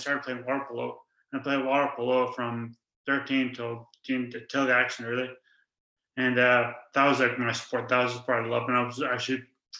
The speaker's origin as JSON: {"language": "English", "town": "St. John's", "region": "Newfoundland and Labrador", "country": "Canada", "tie": "born or raised there", "said": "And I grew up, I'm from St. John's, and as … mentioned, and I always played a lot of sports."}